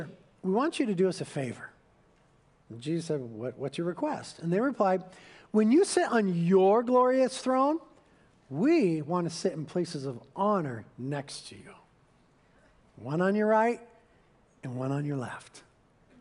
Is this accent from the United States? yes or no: yes; United States; we're Americans, and we were raised in American corporate culture